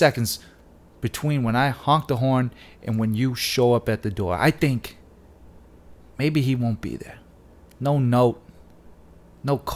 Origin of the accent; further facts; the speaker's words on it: Michigan, United States; I'm from Michigan